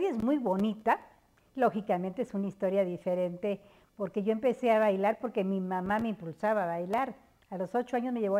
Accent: Mexico City, Mexico; moved away as an adult; now in State of Mexico, Mexico; yo vivo, nací en el Distrito

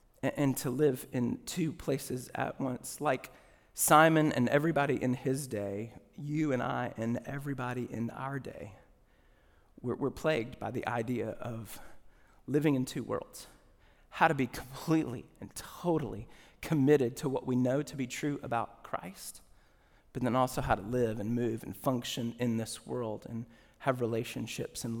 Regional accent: Charlotte, North Carolina, United States; I grew up in North Carolina, Charlotte specifically.

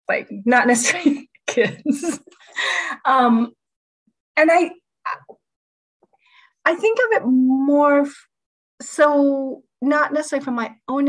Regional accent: United States; also born or lived in South Dakota / Sheboygan, Wisconsin / Oshkosh, Wisconsin; I grew up in cities in South Dakota and then in Sheboygan, Wisconsin

